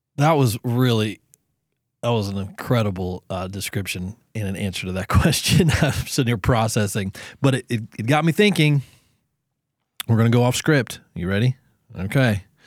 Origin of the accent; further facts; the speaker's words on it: Southern Ohio, United States; I'm from Southern Ohio